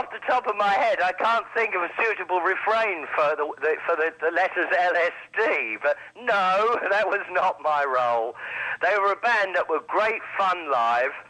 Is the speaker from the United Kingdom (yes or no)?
yes; United Kingdom; Indeed, I am a British product myself